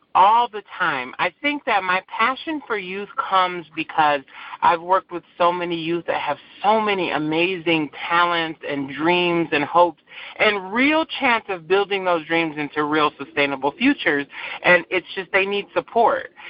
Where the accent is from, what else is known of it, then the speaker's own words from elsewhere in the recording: Saginaw, Michigan, United States; also born or lived in Battle Creek, Michigan; I grew up in a small township in Saginaw called Buena Vista